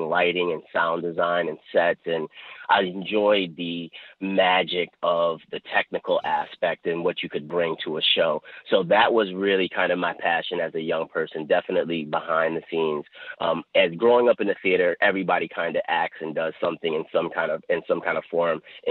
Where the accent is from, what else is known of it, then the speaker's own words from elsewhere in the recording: Buffalo, New York, United States; Grew up on the west side of Buffalo on Norwood Avenue